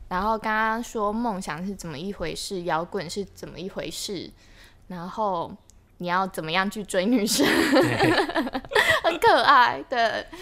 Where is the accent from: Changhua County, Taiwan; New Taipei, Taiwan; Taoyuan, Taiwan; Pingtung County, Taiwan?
New Taipei, Taiwan; Linkou; 小时候，就是我家在林口，那地方其实有点 呃，因为我从小就在那边住嗯。所以它十几年前其实是一个真的算乡下的地方欸